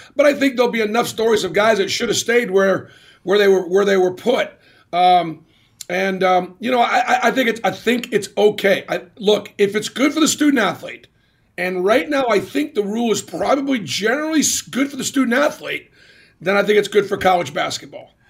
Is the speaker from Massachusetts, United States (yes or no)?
yes; Boston, Massachusetts, United States; it was great growing up in Boston